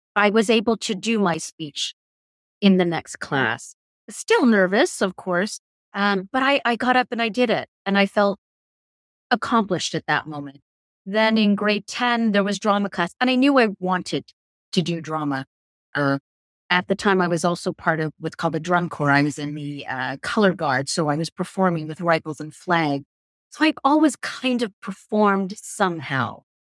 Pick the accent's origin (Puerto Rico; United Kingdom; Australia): United Kingdom; Belfast, Northern Ireland; accent: English; now in Canada; My parents being British, we were born in Belfast